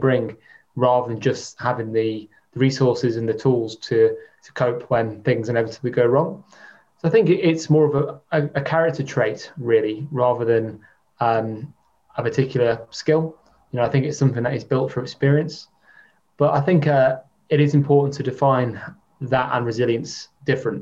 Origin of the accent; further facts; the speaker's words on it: near Chester, North West England, United Kingdom; I was brought up near Chester